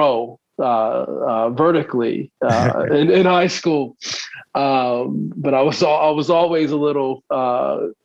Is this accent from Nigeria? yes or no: no; Baltimore, Maryland, United States; also born or lived in California / New Orleans; But I'm local, born and raised in Baltimore, spent some time out in California